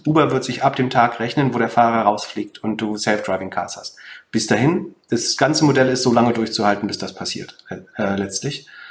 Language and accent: German; Mecklenburg-Vorpommern, Germany; ich komme ja aus Mecklenburg-Vorpommern